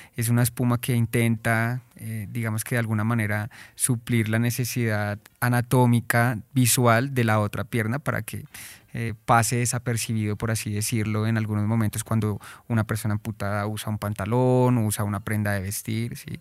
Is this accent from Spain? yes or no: no; Colombia; como colombianos